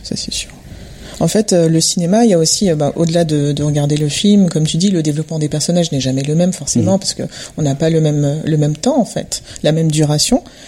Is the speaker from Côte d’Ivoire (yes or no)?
no; Montreuil, Île-de-France, France; je suis basée à Montreuil et bah, j'ai grandi à Montreuil